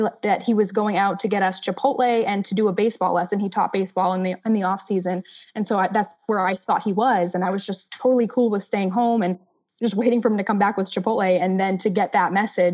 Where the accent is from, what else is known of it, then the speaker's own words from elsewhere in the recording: Massachusetts, United States; I'm from Massachusetts